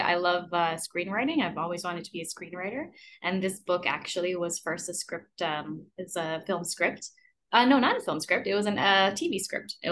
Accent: Montreal, Quebec, Canada; as a Canadian

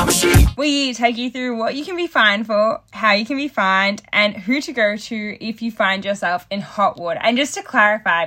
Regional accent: New South Wales, Australia; I'm from New South Wales and I got my P's at 17

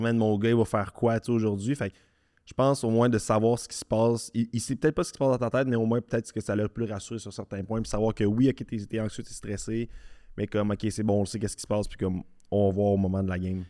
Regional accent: Charny, Quebec, Canada; on a grandi ensemble à Charny

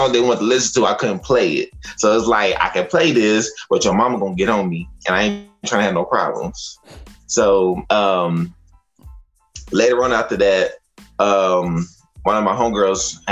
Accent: Fort Worth, Texas, United States; I am from Funky Town, Texas, Fort Worth

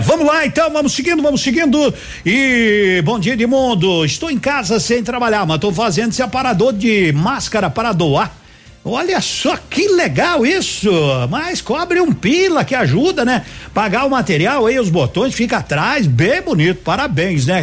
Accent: Brazil

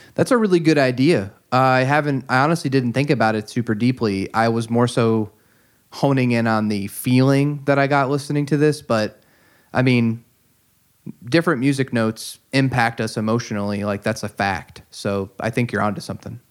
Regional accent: United States; I'm an American English-speaking listener

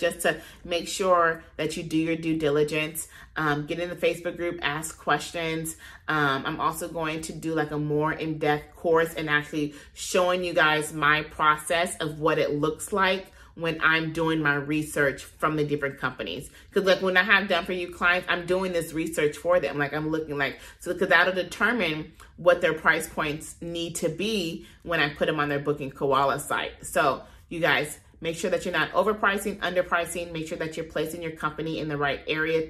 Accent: Compton, California, United States; I'm from there, born and raised

